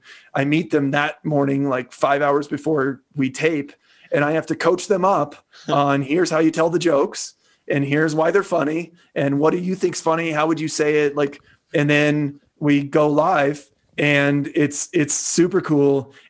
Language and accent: English; Midwest, United States; I'm from the Midwest